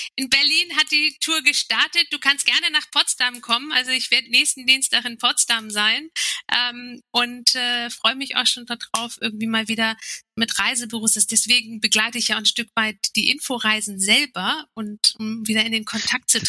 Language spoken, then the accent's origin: German; Turkey; als Türkin